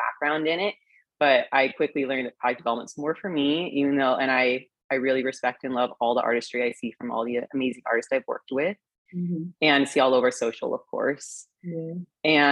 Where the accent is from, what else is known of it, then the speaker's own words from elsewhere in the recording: Temecula, California, United States; moved away; I'm from Temecula, California.